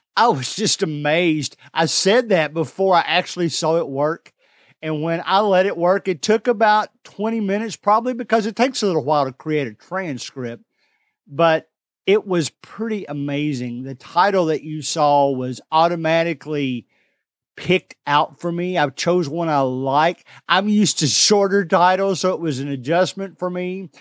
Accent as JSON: {"language": "English", "region": "Kentucky", "country": "United States", "said": "I'm from the South. I'm from Kentucky. We just talk different than everybody"}